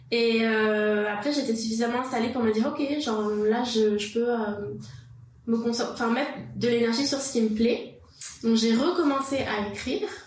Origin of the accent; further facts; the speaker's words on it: France; moved away as an adult; now in Quebec, Canada; je suis française d'origine. Je suis arrivée au Québec en 2012